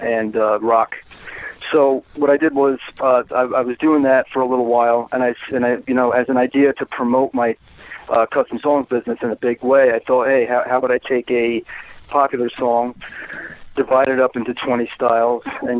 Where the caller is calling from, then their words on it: Port Chester, New York, United States; I'm calling from my studio here in Portchester, New York.